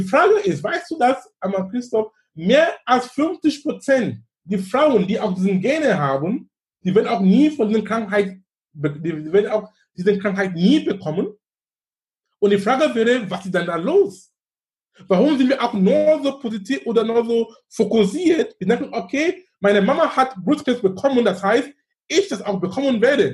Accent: Cameroon; now in Germany; in Kamerun, wo ich herkomme

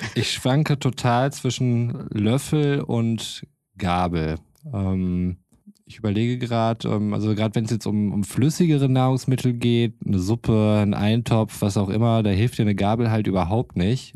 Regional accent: North Rhine-Westphalia, Germany; als Ostwestfale

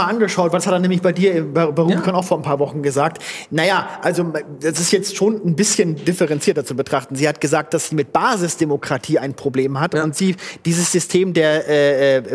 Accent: Hamburg, Germany; born there; Lokalpatriot, ich bin gebürtiger Bücher. Hamburger und ich, ich fühle mich auch so.

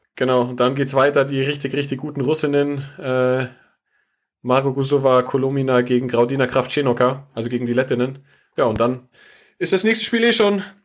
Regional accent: Munich, Bavaria, Germany; als äh, Münchner

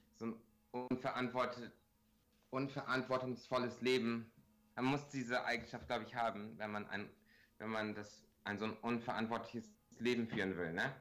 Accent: Bremen, Germany; accent: Bremer Akzent; also born or lived in Regensburg; now in Los Angeles, United States; dann bin ich halt in Deutschland so halbdeutsch aufgewachsen

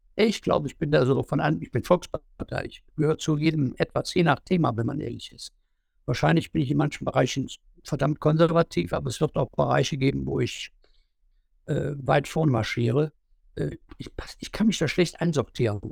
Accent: Leichlingen, North Rhine-Westphalia, Germany; in meiner Heimatstadt in Leichtingen

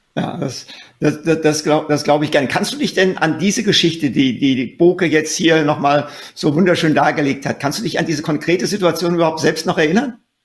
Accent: Hesse, Germany; wie wir beide auch äh, ein Kind des Hessenlandes

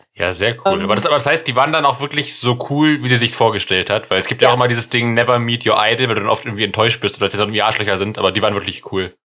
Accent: Germany; als Deutscher

